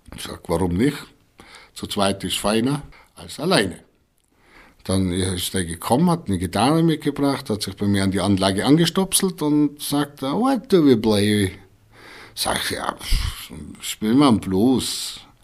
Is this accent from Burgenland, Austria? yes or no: no; Breitenwang, Tyrol, Austria; accent: Reutener Dialekt; moved away as an adult; also born or lived in Reutte / Hamburg; Ein Breitenwanger, gebürtig in Breitenwanger